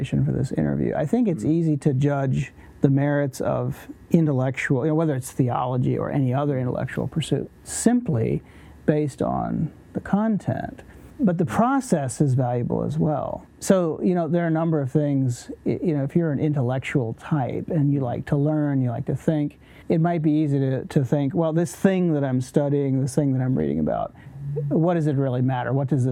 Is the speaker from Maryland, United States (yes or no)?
no; Virginia, United States; also born or lived in Lancaster County, Pennsylvania; now in Lancaster, United States; I was born in Virginia